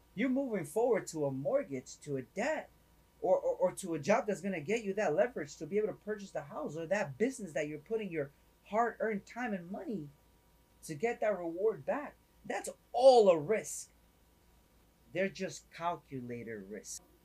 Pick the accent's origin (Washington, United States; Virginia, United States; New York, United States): New York, United States; New York City; now in Florida, United States; I'm originally from up north, right? I'm originally from up north. So coming from New York